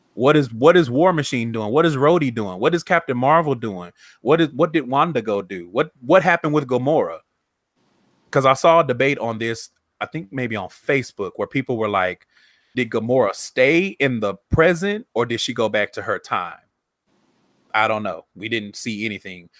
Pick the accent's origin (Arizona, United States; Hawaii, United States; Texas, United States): Texas, United States; I'm from Texas